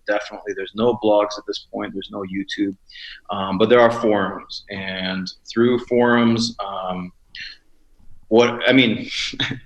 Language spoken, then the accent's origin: English; Chicago, Illinois, United States; I grew up in Chicago